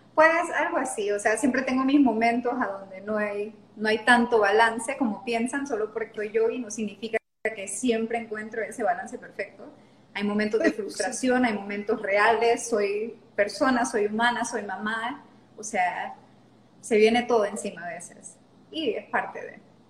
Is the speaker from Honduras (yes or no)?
yes; La Lima, Cortés, Honduras; accent: Honduran; moved away as an adult; also born or lived in Panama / Mexico / New Orleans; now in Roatán, Honduras; nací en Panamá, pero me crié la mayor parte de mi vida en La Lima.